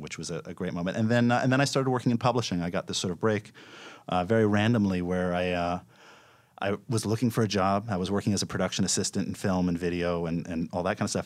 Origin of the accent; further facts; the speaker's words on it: New York, United States; I grew up in New York, and, uh, my father was a filmmaker